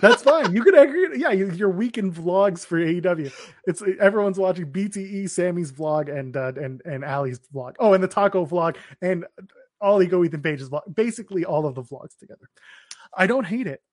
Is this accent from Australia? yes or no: no; Canada; we're Canadian